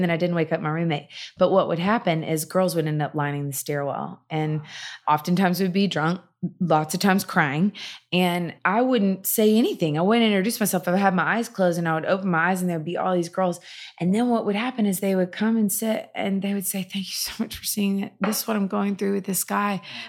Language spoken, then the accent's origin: English; Nashville, Tennessee, United States; I grew up in Nashville and then we met in Knoxville.